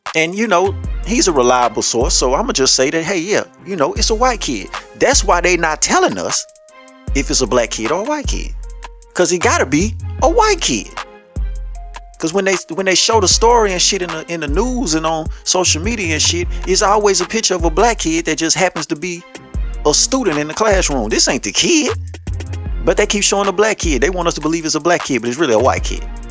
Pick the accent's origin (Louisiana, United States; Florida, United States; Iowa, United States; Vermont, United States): Louisiana, United States; I'm from Louisiana.